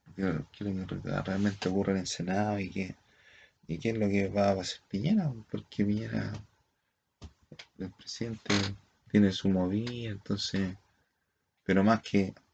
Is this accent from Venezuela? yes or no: no; Chile; nosotros como somos chilenos